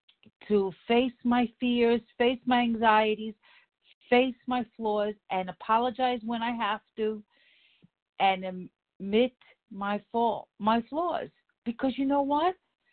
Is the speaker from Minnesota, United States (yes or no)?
no; New York City, New York, United States; from the Bronx, plain and simple.